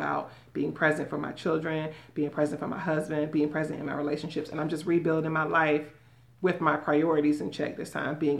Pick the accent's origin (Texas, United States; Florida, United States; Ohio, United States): Florida, United States; Miami; now in Tampa, United States; I'm from Miami